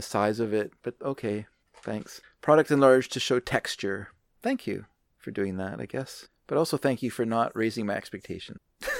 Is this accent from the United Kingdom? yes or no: no; Canada; I am not American. I mean, I'm American, but not really. No, I'm American in the sense that if an American insulted Canada, I would get my back up.